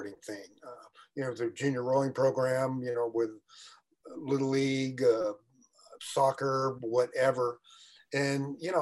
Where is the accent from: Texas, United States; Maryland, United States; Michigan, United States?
Texas, United States; Houston; I was born and raised in Houston, Texas, in rural Houston